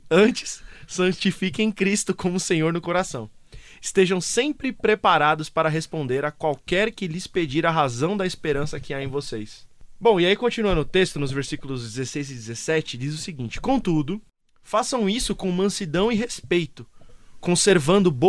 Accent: Italy; Batendo na mesa, pois eu que sou italiano.

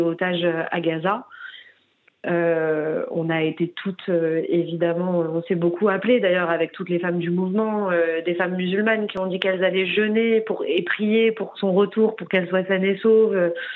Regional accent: Paris, Île-de-France, France; moi j'ai grandi dans le 20e arrondissement de Paris

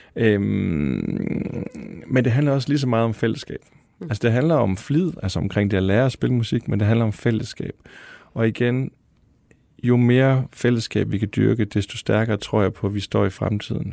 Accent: Denmark; moved away; i en lille by ude i Vestjylland eller Nordjylland, hvor jeg kommer fra

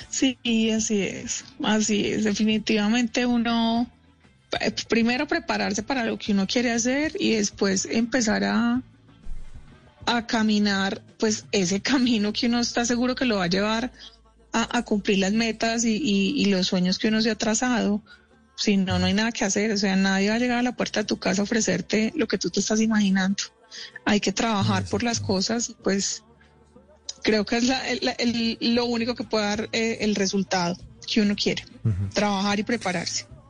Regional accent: Medellín, Antioquia, Colombia; moved away as an adult; now in Bogotá, Colombia; Yo, em, pues vivo en Bogotá hace 13 años. Soy de Medellín. En Medellín, pues estudié la carrera mía de producción de televisión.

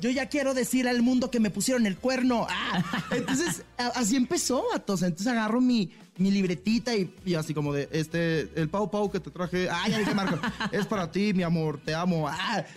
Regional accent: Tijuana, Baja California, Mexico; yo regreso a mi ciudad, yo soy de Tijuana, Baja California, arriba

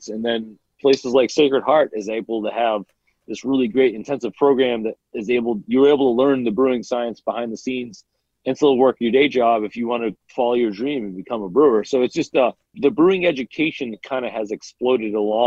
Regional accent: Wallingford, Connecticut, United States; my hometown of Wallingford.

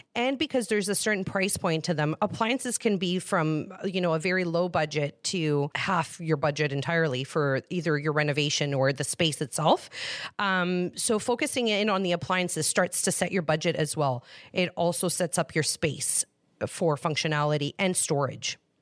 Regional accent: Greece; moved away; I was born in Greece

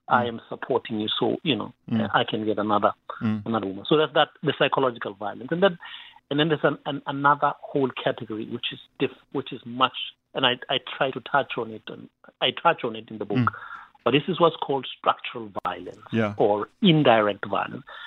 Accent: Katlehong, Gauteng, South Africa; I grew up in Katlehong, in Shongwen, in Tlapo.

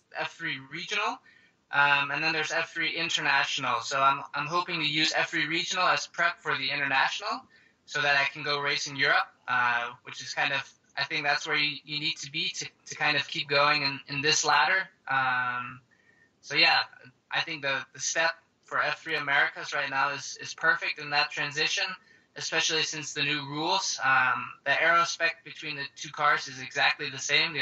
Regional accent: Seattle, Washington, United States; also born or lived in Denmark; we moved over to the States, living in Seattle now. Been living there since I moved

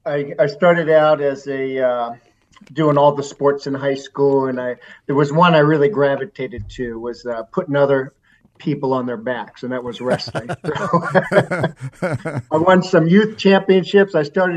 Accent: Falls Church, Virginia, United States; my hometown of Falls Church, Virginia

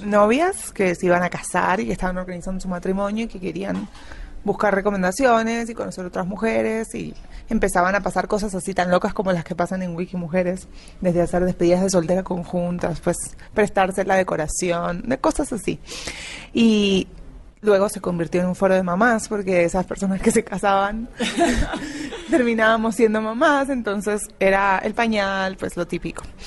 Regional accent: Buenos Aires Province, Argentina; moved away as an adult; now in Colombia; Yo soy de Buenos Aires, no de la capital capital, o sea, no soy porteña

